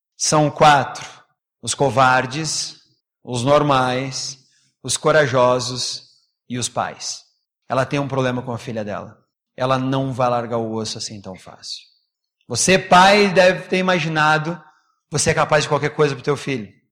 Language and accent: Portuguese; Brazil; a gente, como é brasileiro